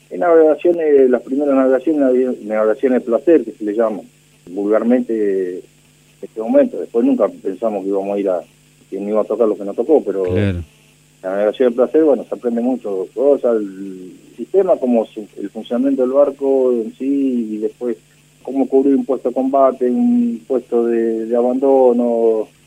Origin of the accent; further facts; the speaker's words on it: Bordenave, Buenos Aires Province, Argentina; Yo soy nativo de la localidad de Bordenave, partido de Puan.